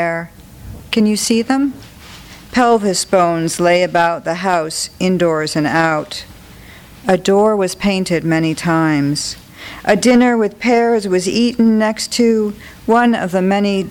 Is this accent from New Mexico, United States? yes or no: yes; New Mexico, United States; I'm from New Mexico.